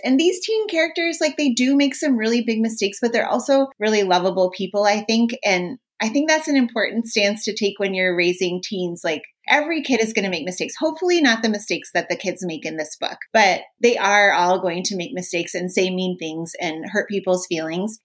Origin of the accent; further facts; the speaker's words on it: Minnesota, United States; I'm from Minnesota. Hockey's a huge here.